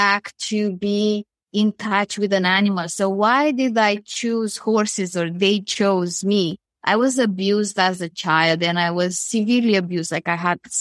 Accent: Romania; moved away as an adult; now in Canada; I'm originally from Romania and I left and I came to Canada where I live now close to Toronto.

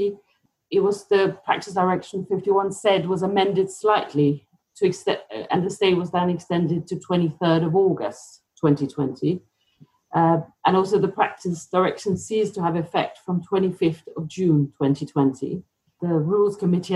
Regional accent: Denmark; now in United Kingdom; I'm from Denmark originally

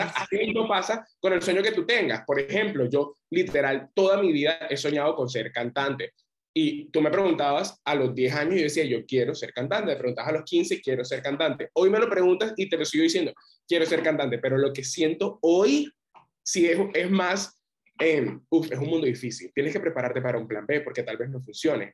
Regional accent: Barranquilla, Atlántico, Colombia; soy un barranquillero, 22 años

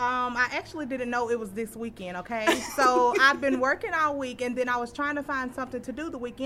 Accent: Stringer, Mississippi, United States; I'm actually not from Jackson. I'm from Stringer, Mississippi.

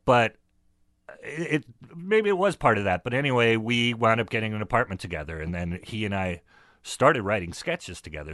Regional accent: Northern California, United States; also born or lived in San Francisco; I come from Northern California

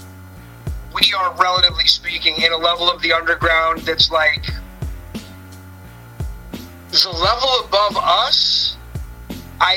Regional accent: East Coast, New York City area, United States; I'm from the East Coast and New York City generally in that area

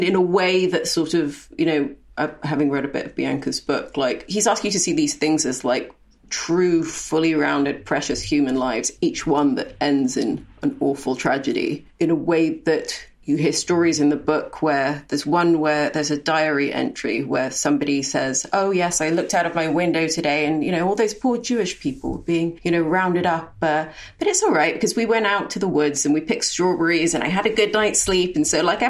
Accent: Khartoum, Sudan; moved away; my hometown of Khartoum, Sudan

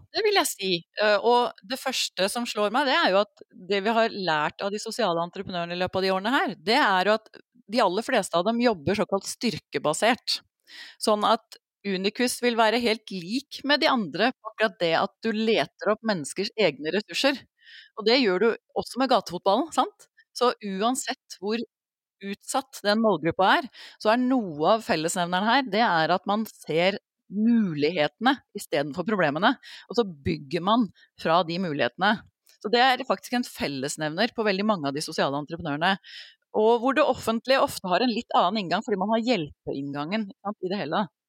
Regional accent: Norway

